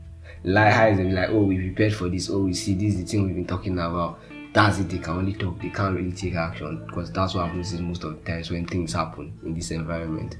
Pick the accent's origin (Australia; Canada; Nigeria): Nigeria; Delta; I was from Delta State.